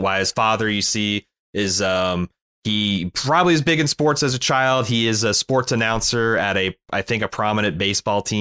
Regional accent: Indiana, United States; I grew up in Indiana

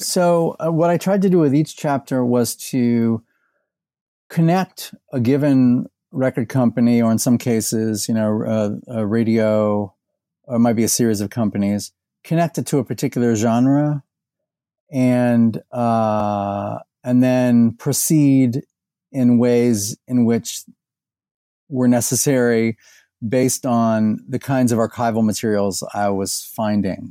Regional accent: Indianapolis, Indiana, United States; moved away as an adult; also born or lived in Bowling Green, Ohio / Texas; now in Louisville, United States; I was born in Indiana. I grew up in and around Indianapolis

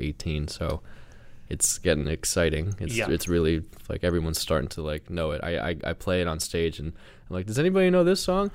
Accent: New Jersey, United States; I'm just from New Jersey

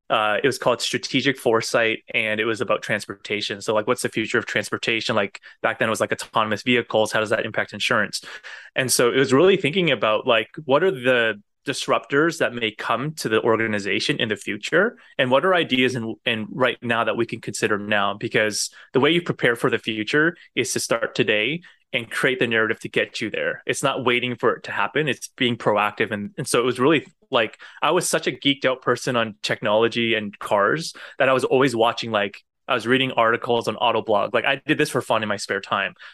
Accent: United States; born there; And because I was born in the States, I think that probably helped with me getting the role.

